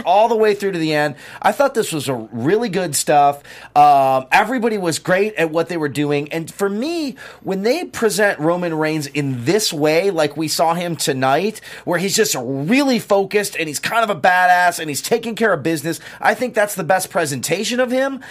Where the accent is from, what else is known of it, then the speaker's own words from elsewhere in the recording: Detroit, Michigan, United States; moved away; my hometown of Detroit